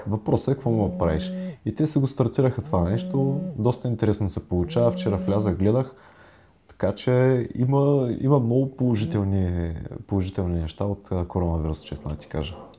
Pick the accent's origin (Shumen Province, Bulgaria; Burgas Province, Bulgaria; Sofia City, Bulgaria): Burgas Province, Bulgaria; Burgas; now in Sofia, Bulgaria; ние с Вадим и двамата сме от Бургас, в момента сме локирани в а, София